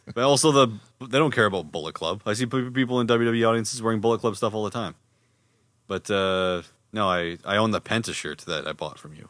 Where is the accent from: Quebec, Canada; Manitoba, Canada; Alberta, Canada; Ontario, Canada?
Manitoba, Canada; Winnipeg; we're from Winnipeg